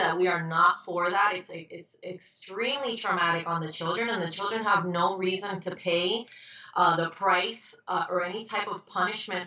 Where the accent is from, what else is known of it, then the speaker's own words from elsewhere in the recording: Miami, Florida, United States; also born or lived in Puerto Rico / Broward County; I grew up in Miami